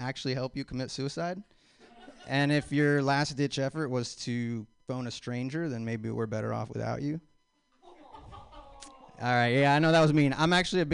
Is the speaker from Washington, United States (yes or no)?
yes; Spokane, Washington, United States; moved away; I'm originally from Spokane, Washington